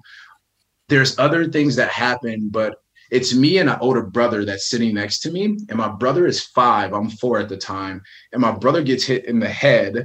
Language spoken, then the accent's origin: English; Benton Harbor, Michigan, United States; I'm born and raised in Benton Harbor, Michigan